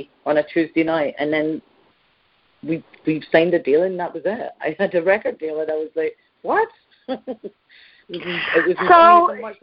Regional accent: Scotland, United Kingdom; I'm very Scottish

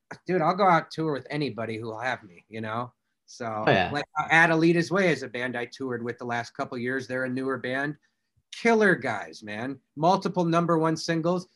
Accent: Indiana, United States; I'm from Indiana.

